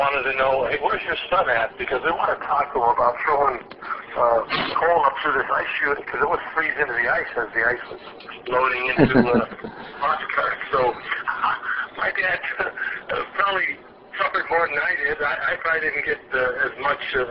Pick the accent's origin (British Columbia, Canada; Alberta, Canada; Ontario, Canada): Ontario, Canada; moved away as an adult; I was raised in Ontario, went to all the schools that were available to me